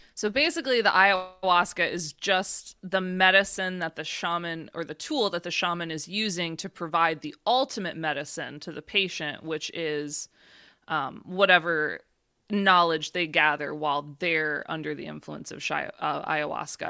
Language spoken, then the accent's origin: English; Michigan, United States; moved away; also born or lived in Florida; I grew up in Michigan